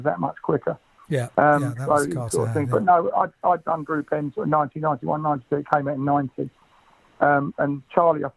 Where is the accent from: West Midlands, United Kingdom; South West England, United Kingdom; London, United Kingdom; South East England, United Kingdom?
London, United Kingdom; I'm a West Norwood boy, so we're both a South London couple.